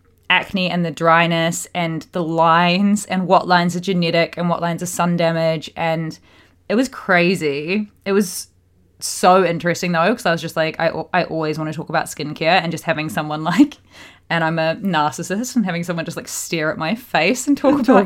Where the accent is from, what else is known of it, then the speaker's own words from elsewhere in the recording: Australia; also born or lived in New Zealand; growing up in Australia and New Zealand, and I just never had a care in the world for SPF until recent years.